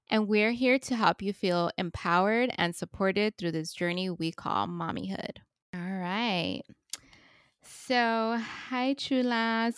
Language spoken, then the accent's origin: English; Los Angeles, California, United States; I was born and raised in Northeast Los Angeles in Highland Park.